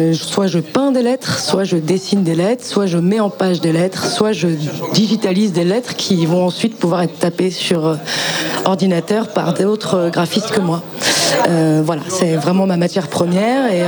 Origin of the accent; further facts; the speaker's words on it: Paris, Île-de-France, France; je viens de Paris